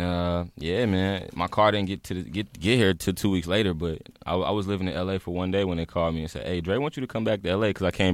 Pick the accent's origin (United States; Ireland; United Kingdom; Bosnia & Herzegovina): United States; Raleigh, North Carolina; So I'm from Raleigh.